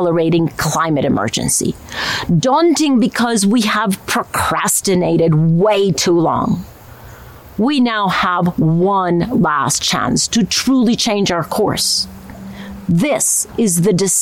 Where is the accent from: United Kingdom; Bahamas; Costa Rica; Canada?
Costa Rica; I come from Costa Rica, a country known for our deep commitment